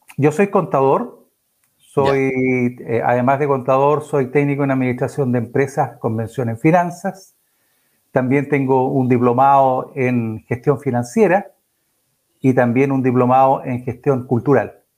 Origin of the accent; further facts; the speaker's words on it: Chillán, Ñuble, Chile; moved away as an adult; also born or lived in Concepción / Los Ángeles; now in Nacimiento, Chile; yo soy chillanejo, yo nací en Chillán, eh, por allá hace hartos años atrás. Salí de Chillán a los 18, 19 años